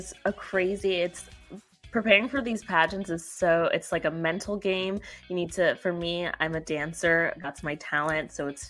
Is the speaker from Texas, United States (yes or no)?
no; New York City, New York, United States; moved away as an adult; also born or lived in Elmira, New York; now in Buffalo, United States; I'm a New Yorker. I'm from New York City originally. Shout out to Queens.